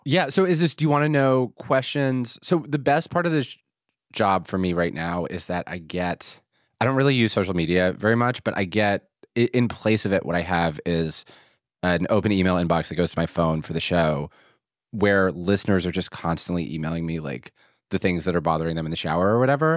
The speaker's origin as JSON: {"language": "English", "town": "Philadelphia", "region": "Pennsylvania", "country": "United States", "moved": "yes", "said": "I'm from Philadelphia."}